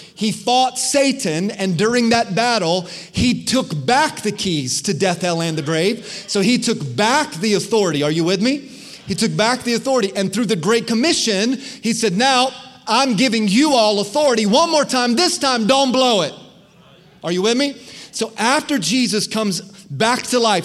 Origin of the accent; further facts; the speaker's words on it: Florida, United States; I grew up in Florida.